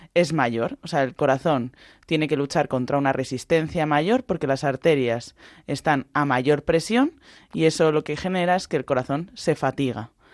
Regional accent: Balearic Islands, Spain; En mi casa se cena mucha sobrasada porque somos de Baleares

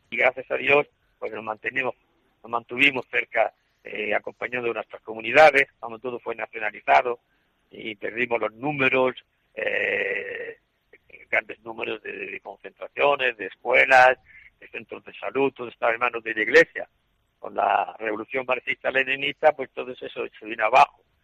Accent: El Palmar, Region of Murcia, Spain; moved away as an adult; now in Gurué, Mozambique; en el Palmar, donde yo nací, fui bautizado, primera comunión, donde entré en el seminario

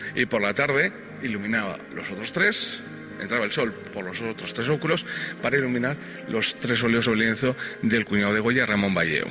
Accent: Valladolid, Castile and León, Spain; nuestra tierra, en Castilla y León, en, en Valladolid en concreto

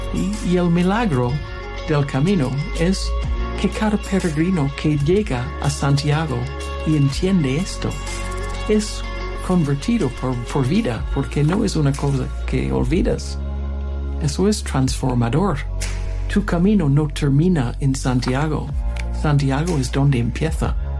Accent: Toronto, Ontario, Canada; Spanish is a second language; also born or lived in London, United Kingdom; now in Spain; Soy de Toronto, de Canadá

